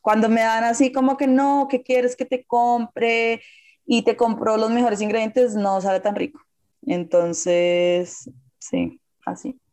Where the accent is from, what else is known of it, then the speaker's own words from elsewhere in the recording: Colombia; como colombiana